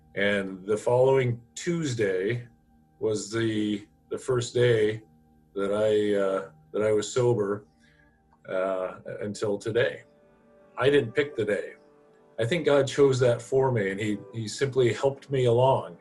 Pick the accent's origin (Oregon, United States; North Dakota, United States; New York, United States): Oregon, United States; Eugene; I'm from the Eugene area. Uh, grew up here.